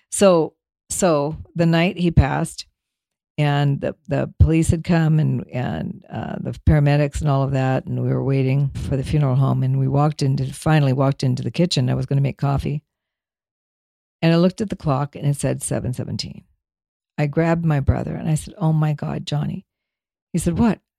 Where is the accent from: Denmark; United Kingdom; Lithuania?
Denmark; now in United States; there was a street number of a house I lived on when we immigrated from Denmark. It was up in Altadena.